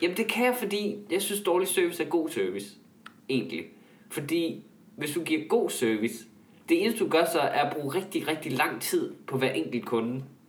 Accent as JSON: {"language": "Danish", "area": "North Jutland", "region": "North Denmark Region", "country": "Denmark", "said": "i Nordjylland, hvor jeg kommer fra"}